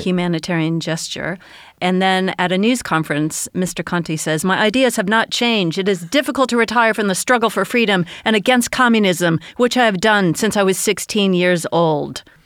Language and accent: English; United States; now in United Kingdom; as an American who lives in Britain